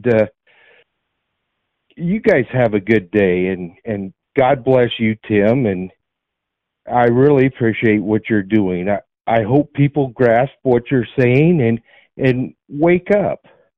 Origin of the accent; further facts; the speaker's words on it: Nebraska, United States; I'm from Nebraska.